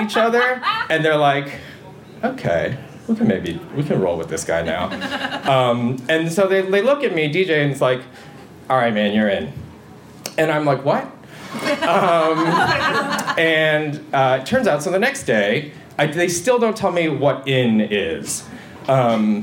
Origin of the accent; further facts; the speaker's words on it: Michigan, United States; I'm from Michigan